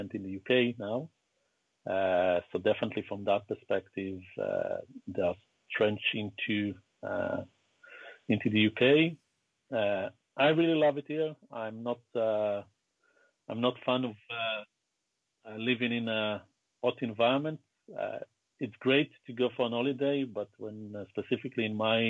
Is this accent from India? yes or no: no; Southern District, Israel; also born or lived in Beersheba, Israel; I was born in Israel in the early 70s, grew up in a small town just above the Dead Sea, where my father used to work, and then later on I moved to the biggest town in the south of Israel. It's a town called Be'er Sheva